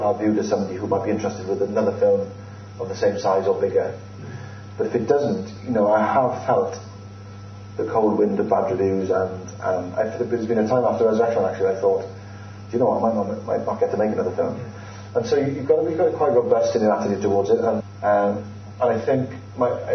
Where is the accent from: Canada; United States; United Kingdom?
United Kingdom; Wales; I'm Welsh